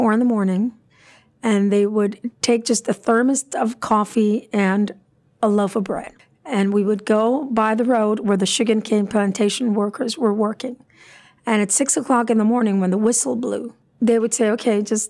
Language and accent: English; San Juan, Puerto Rico; moved away as an adult; also born or lived in Boston / Pittsburgh; I was born in San Juan, 1963. I lived there all my life, except for a small 12-year hiatus that I went to Boston University and then came to Carnegie Mellon